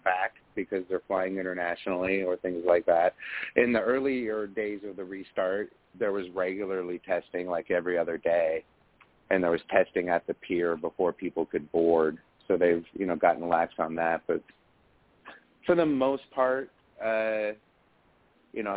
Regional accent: Lake Tahoe, California, United States; I grew up in Lake Tahoe, California, which is a small casino town in the woods, really

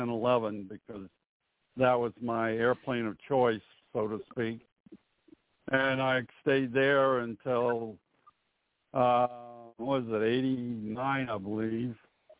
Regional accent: Miami, Florida, United States; I was born and raised in Miami

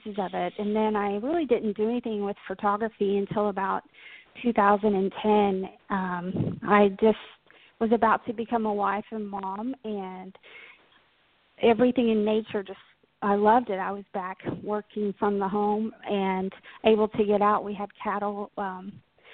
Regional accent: Paris, Texas, United States; I grew up in North Texas in the little town called Paris, not France. So born and bred Texas gal.

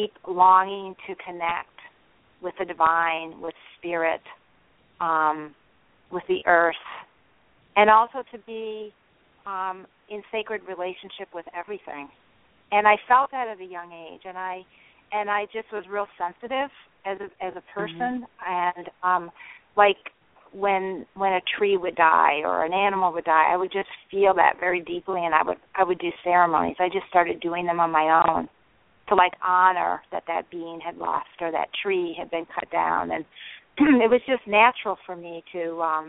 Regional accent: Michigan, United States; I grew up in Michigan in the Midwest

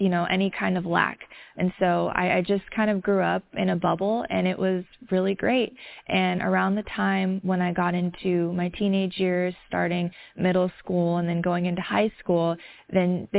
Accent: the South, United States; I grew up in the South in a community that was not very diverse.

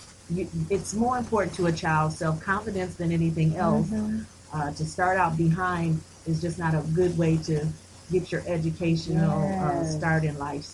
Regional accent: Grand Rapids, Michigan, United States; also born or lived in North Carolina / Illinois; I'm from Grand Rapids. I was educated in Grand Rapids, graduated from Hollywood Hills High School

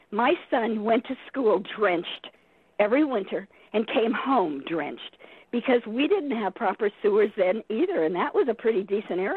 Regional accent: California, United States; remember I came from Southern California and did a lot of things in Southern California.

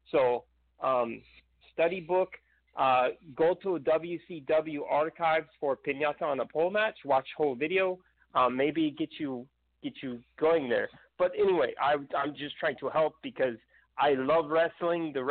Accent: Mexico; believe it or not, yes, I'm from Mexico

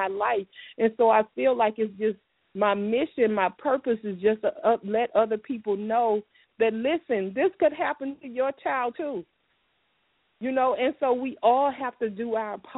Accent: Miami, Florida, United States; I'm from Miami

